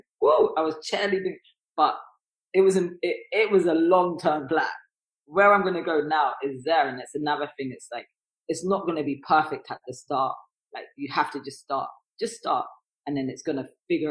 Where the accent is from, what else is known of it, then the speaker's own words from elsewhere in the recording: London, United Kingdom; I'm also from North London